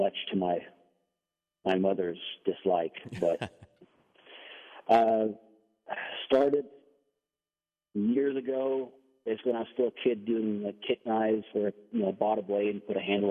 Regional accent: Denmark; English is a second language; now in United States; I'm from Denmark.

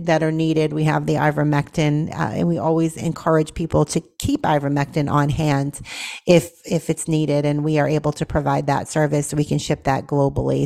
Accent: Boston, Massachusetts, United States; now in Tennessee, United States; born and raised in Boston, Massachusetts

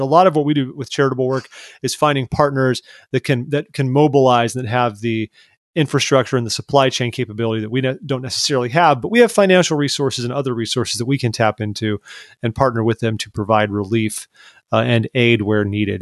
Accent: Orange County, California, United States; I grew up in Orange County, California

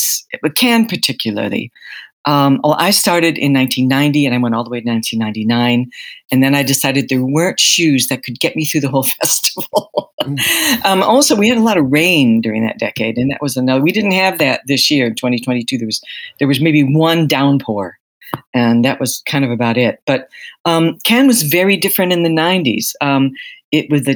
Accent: United States; moved away as an adult; now in London, United Kingdom; I'm an American journalist. I've been living in London since the mid-80s.

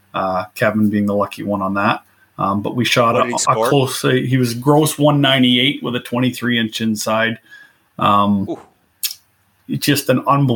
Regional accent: Canada; being from Canada

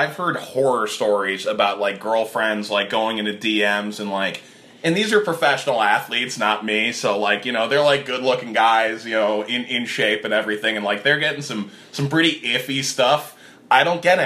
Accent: Cleveland, Ohio, United States; I grew up in Cleveland, so a bit of a Buckeye

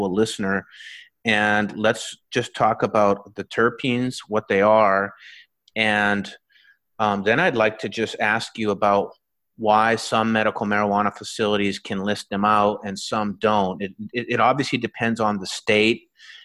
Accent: Canada; when I was growing up in Canada

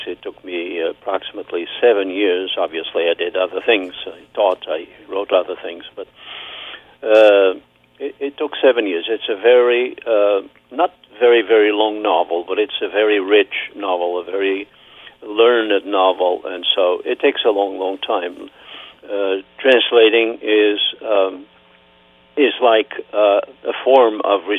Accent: Terceira, Azores, Portugal; first language Portuguese; English is a second language; moved away as an adult; now in Massachusetts, United States; I am from Terceira

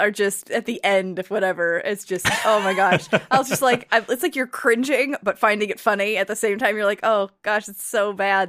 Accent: United States; at least for me being an American

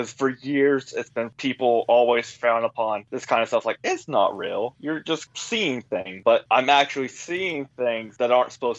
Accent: Georgia, United States; And from growing up in Georgia, learning about the Civil War, absolutely loving history

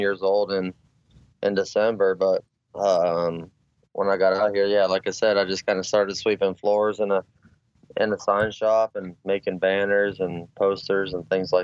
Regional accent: McPherson, Kansas, United States; moved away as an adult; also born or lived in Hays, Kansas; now in Denver, United States; I grew up in the Midwest, McPherson, Kansas, specifically.

